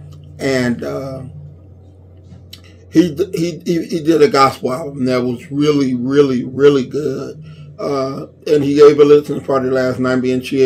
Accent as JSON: {"language": "English", "town": "Inglewood", "region": "California", "country": "United States", "tie": "born or raised there", "said": "I was born and raised in Inglewood from the time I was born to when I moved in my 20s"}